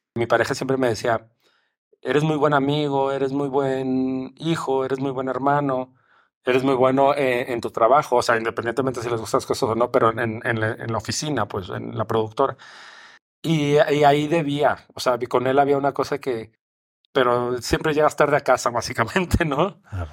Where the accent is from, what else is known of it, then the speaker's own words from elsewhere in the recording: Mexico; mi país